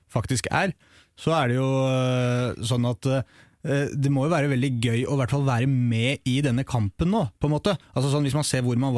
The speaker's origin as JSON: {"language": "Norwegian", "region": "Eastern Norway", "country": "Norway", "said": "Akkurat på samme måte som jeg er en østlending og vestlending og sørlending."}